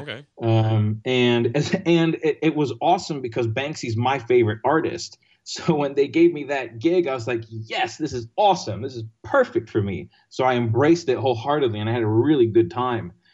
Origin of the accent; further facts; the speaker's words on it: Greece; moved away as an adult; also born or lived in London, United Kingdom / Texas, United States; now in New York City, United States; I grew up in Greece I went to college in Texas